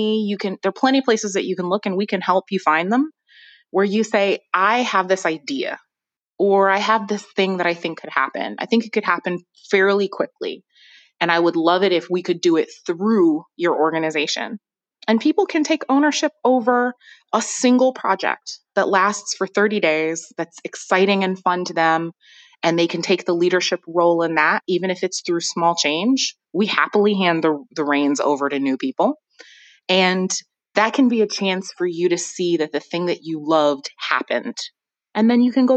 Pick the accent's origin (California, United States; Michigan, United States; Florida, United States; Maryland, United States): Michigan, United States; Ann Arbor; also born or lived in Flint, Michigan; I was born in Flint, Michigan, and raised in Ann Arbor, Michigan